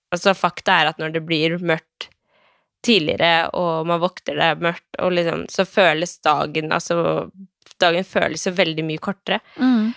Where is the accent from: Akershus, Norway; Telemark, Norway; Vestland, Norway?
Telemark, Norway; Skien; Jeg er jo eh, fra Skien